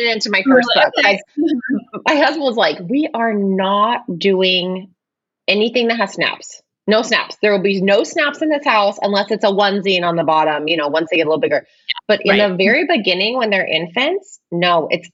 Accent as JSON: {"language": "English", "area": "Bay Area", "region": "California", "country": "United States", "said": "I'm from the Bay Area as well"}